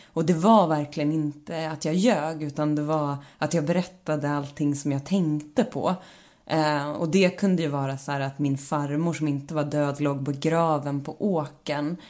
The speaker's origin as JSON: {"language": "Swedish", "town": "Stråtjära", "region": "Gävleborg County", "country": "Sweden", "tie": "born or raised there", "also_born_or_lived": "Bollnäs", "moved": "yes", "lives_now": "Stockholm, Sweden", "said": "jag är ju liksom norrlänning i grund och botten och eh, har växt upp i väldigt liksom eh, en stor del så bodde jag i ett hus som satt ihop med en laggård"}